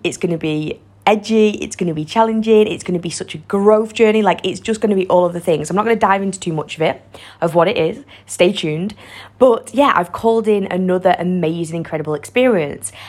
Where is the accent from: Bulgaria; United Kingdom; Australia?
United Kingdom; Warrington, North West England; I'm from Warrington, a little small town in north of England